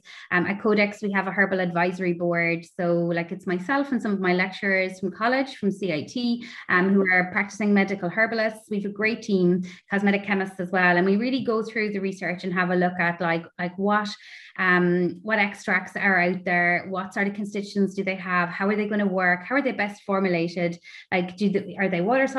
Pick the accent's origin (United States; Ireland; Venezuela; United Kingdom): Ireland; Tipperary, Munster; I grew up in Tipperary, so not by the sea